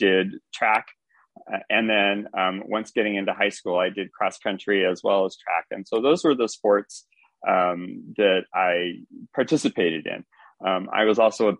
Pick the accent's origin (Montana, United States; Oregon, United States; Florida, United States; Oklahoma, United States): Oregon, United States; St. Helens; also born or lived in Pittsburgh, Pennsylvania / Durham, North Carolina / Tucson, Arizona; now in Portland, United States; I actually am a native Oregonian. Portland, I grew up in St. Helens, Oregon, just about 30 miles outside of the city of Portland.